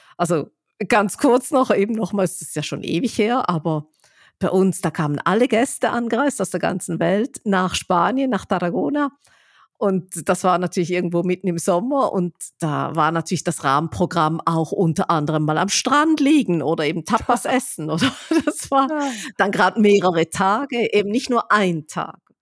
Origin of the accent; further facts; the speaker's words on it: Switzerland; wie ich als Schweizerin sagen würde